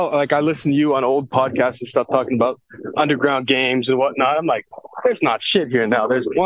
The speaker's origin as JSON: {"language": "English", "town": "Erie", "region": "Pennsylvania", "country": "United States", "tie": "born or raised there", "said": "Just born here, man."}